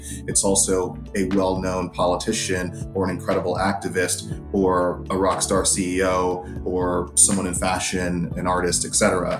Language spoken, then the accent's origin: English; San Jose, California, United States; But I grew up in San Jose, California, in the Bay Area, in the heart of the Silicon Valley. And, you know, I was a 90s kid.